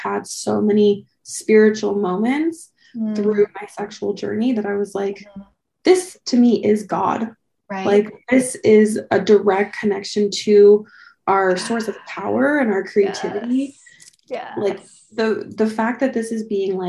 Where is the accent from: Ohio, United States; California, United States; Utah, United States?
Utah, United States; Salt Lake City; I grew up in Salt Lake, just like a suburb of Salt Lake, and lots of LDS families.